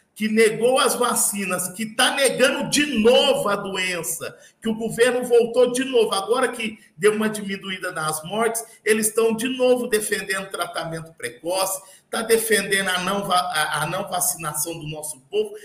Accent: Barretos, São Paulo, Brazil; eu sou natural de Barretos

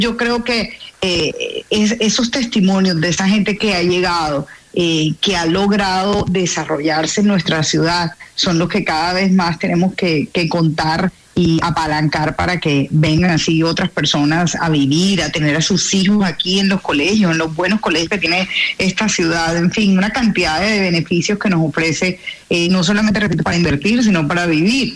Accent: Barranquilla, Atlántico, Colombia; moved away as an adult; volvió a Barranquilla después de 8 años de estar por fuera

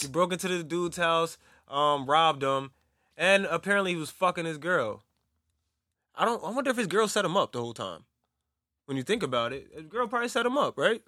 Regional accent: New Jersey, United States; I'm from Jersey

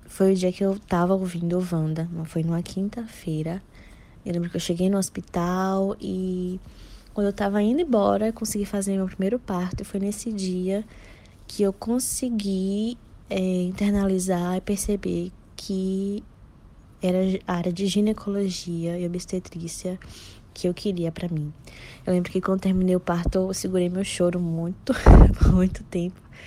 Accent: Salvador, Bahia, Brazil; sou de Salvador, Bahia

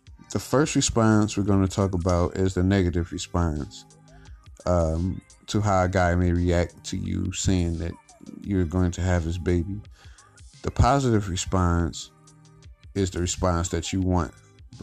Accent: Detroit, Michigan, United States; I grew up in Detroit, Michigan

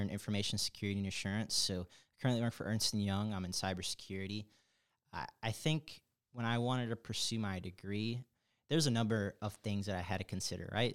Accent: Chicago, Illinois, United States; moved away as an adult; now in Atlanta, United States; I'm from Chicago. Big, big, big Chicago, diehard Chicago person

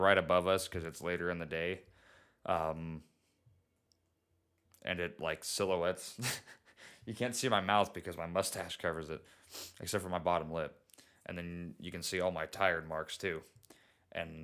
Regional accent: United States

